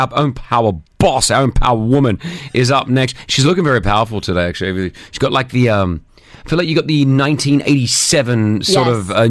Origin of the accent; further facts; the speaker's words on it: Australia; now in United Arab Emirates; a show that we grew up in Australia watching